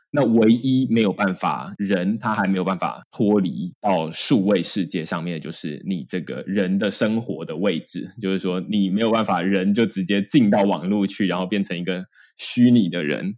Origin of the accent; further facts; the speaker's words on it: Taiwan; 我出生在台湾